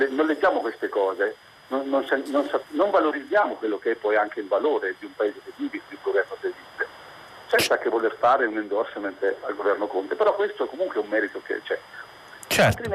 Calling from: Civitanova Marche, Marche, Italy; io siamo dalle Marche, sì. da provincia di Civitanova, Marche.

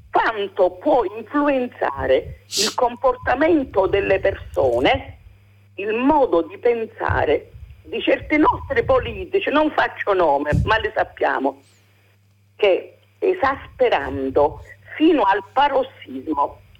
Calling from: Capo d'Orlando, Sicily, Italy; Siamo da Capodorlando, in provincia di Messina.

